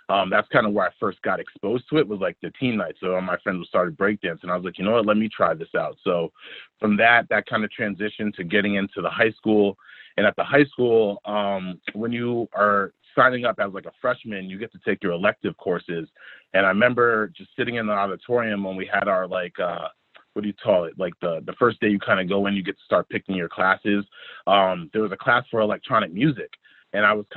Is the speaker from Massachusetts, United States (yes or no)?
no; Greenwich, Connecticut, United States; I grew up in the mean streets of Greenwich, Connecticut